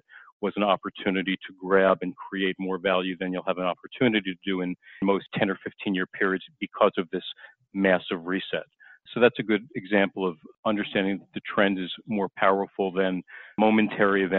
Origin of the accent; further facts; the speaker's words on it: Long Island, New York, United States; I grew up on Long Island